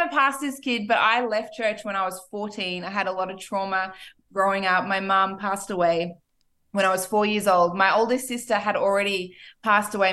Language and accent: English; Australia; moved away as an adult; also born or lived in Ipswich, Queensland / Wagga Wagga, New South Wales; now in Miami, United States; I am Australian, born and raised. So is my husband, actually. I was born in Ipswich.